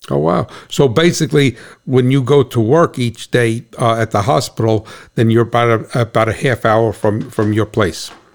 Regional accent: New Jersey, United States; I'm from New Jersey

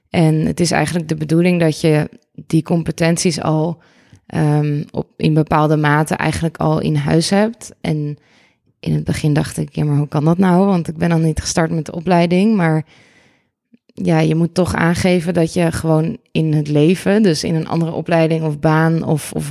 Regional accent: Amsterdam, North Holland, Netherlands; Ik ben eh … Ik ben 32 jaar uit Amsterdam.

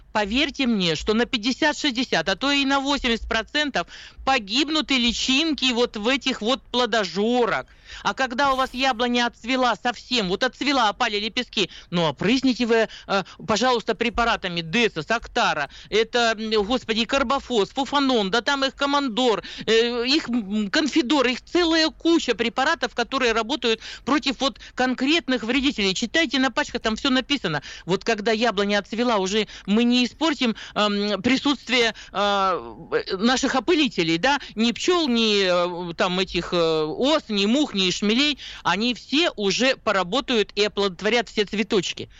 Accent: Siberia, Russia; мы сибиряки, у нас э, холоднее все-таки

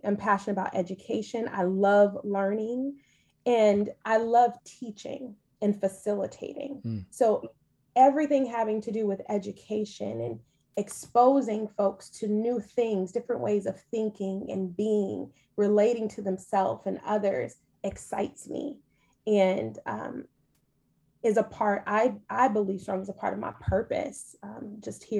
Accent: Los Angeles, California, United States; accent: Valley girl; also born or lived in New Jersey; I am from, born and raised in Los Angeles County. And I say county because I'm a Valley girl

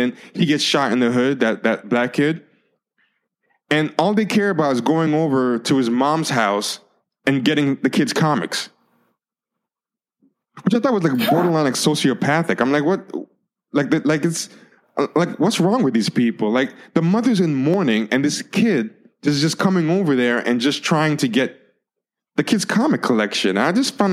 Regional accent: United States; I'm of Haitian descent, even though I'm born in America, I'm raised as an American

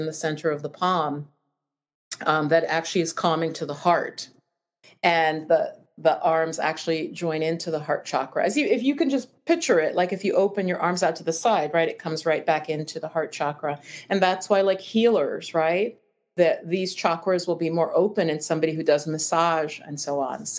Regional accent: New York, United States; I'm from New York.

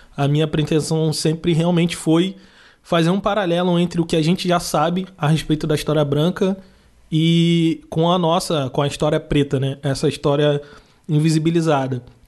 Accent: Nova Iguaçu, Rio de Janeiro, Brazil; moved away as an adult; also born or lived in Rio Grande, Rio Grande do Sul; Eu sou do Rio de Janeiro, de Nova Iguaçu, e lá em Nova Iguaçu a maioria das pessoas são como eu. Então eu vivi toda uma vida na Baixada Fluminense

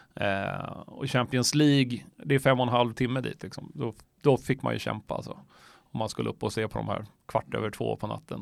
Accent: Stockholm, Stockholm County, Sweden; also born or lived in Myanmar; jag är uppvuxen på Östermalm, eh, men där, och mina föräldrar bor kvar där. Eh, mitt i Stockholm

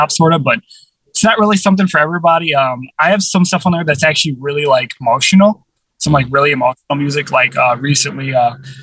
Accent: St. Louis, Missouri, United States; I was born in St. Louis, Missouri

